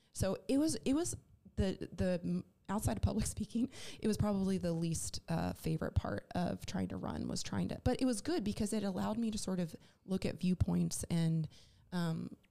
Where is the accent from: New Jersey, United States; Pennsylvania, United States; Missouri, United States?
New Jersey, United States; now in Charlotte, United States; That same home state of New Jersey. I think a lot of we always joke that the North should be a different state than the South part of the state, because I grew up around farmlands